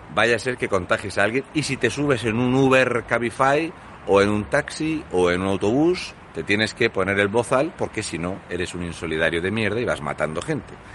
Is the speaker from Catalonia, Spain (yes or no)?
no; Fuente Álamo, Region of Murcia, Spain; en mi pueblo, de toda la vida